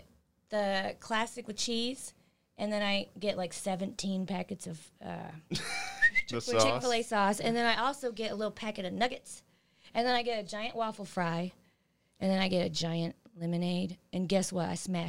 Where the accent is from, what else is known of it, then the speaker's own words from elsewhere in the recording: Texas, United States; Yeah, I like beef. I'm from Texas.